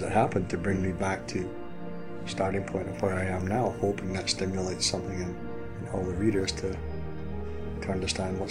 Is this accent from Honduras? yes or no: no; Scotland, United Kingdom; accent: Scottish; I'm Scottish, so hopefully my Scottish accent doesn't come through too strongly